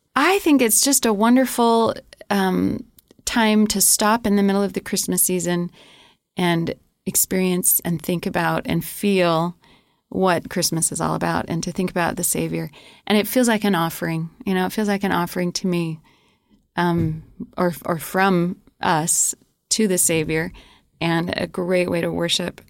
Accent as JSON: {"language": "English", "region": "New Mexico", "country": "United States", "tie": "born or raised there", "moved": "yes", "lives_now": "Rexburg, United States", "said": "I grew up in New Mexico"}